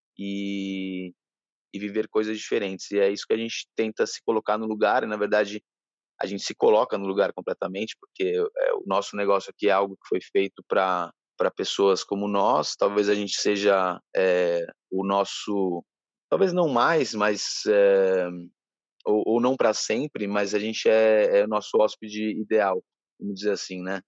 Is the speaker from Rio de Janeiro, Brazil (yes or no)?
no; São Paulo, Brazil; moved away as an adult; now in Ilhabela, Brazil; eu sou de São Paulo, mas já não me sinto de São Paulo há bastante tempo